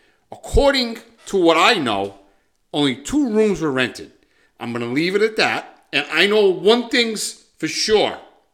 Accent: New England, United States; No, we're from New England.

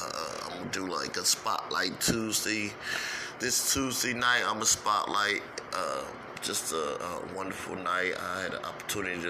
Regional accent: St. Louis, Missouri, United States; I'm from St. Louis, and I was raised up in the streets of St. Louis all my life

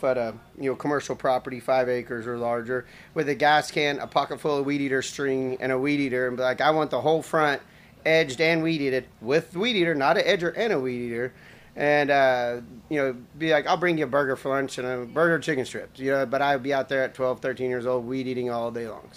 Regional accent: Claremore, Oklahoma, United States; also born or lived in Stillwater, Oklahoma; I'm from Claremore originally

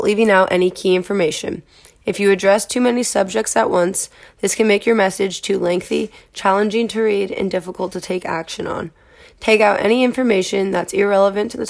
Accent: Sonoma County, California, United States; I'm originally from Sonoma County, California

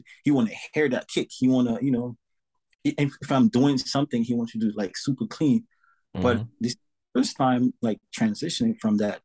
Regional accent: St. Lucia; moved away; also born or lived in New York; I came from San Lucia, so I have an accent

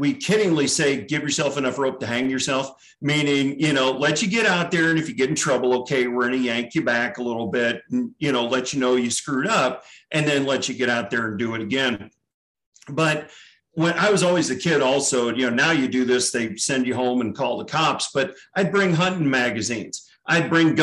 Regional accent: St. Louis, Missouri, United States; I was born and raised in St. Louis, Missouri.

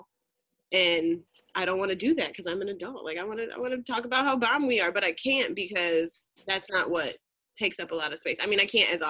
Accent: Southwest Michigan, United States; now in California, United States; Originally from Southwest Michigan, so not Detroit

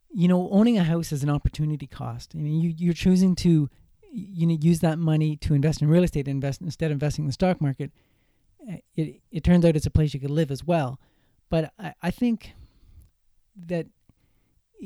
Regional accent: Cobourg, Ontario, Canada; I'm from Cobourg, Ontario

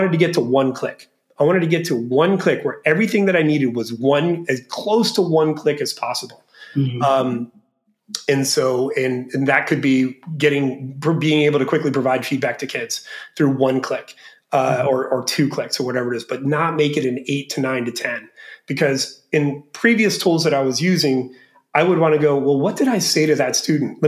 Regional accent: Florida, United States; moved away as an adult; now in Bangkok, Thailand; I grew up young in Florida

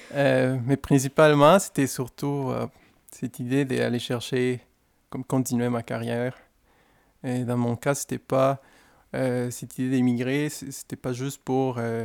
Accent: Guadalajara, Jalisco, Mexico; French is a second language; moved away; je suis originaire d'une ville qui c'est... Euh, c'est un peu difficile à prononcer, mais c'est facile à se rappeler d'elle. On est très connu pour, pour la grande musique de mariachi, et les tequilas

